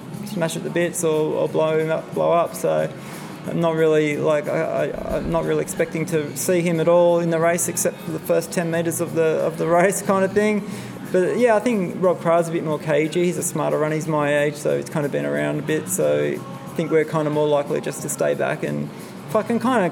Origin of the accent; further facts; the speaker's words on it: Sydney, New South Wales, Australia; also born or lived in Wollongong / Bundeena / Strathfield; now in Woodford, Australia; I grew up in Cogra, so in St. George Dragons territory